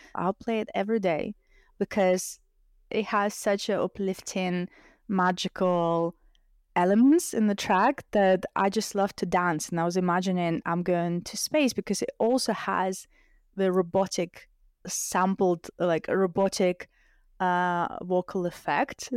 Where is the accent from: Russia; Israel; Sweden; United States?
Russia; English is a second language; now in United Kingdom; I grew up in a single parent family